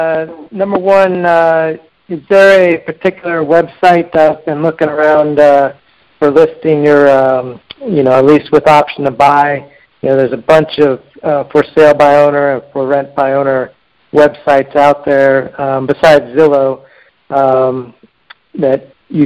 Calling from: Tampa, Florida, United States; Tampa, Florida.

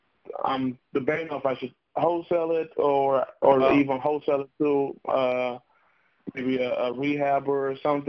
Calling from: Toledo, Ohio, United States; I'm also calling from Toledo, Ohio.

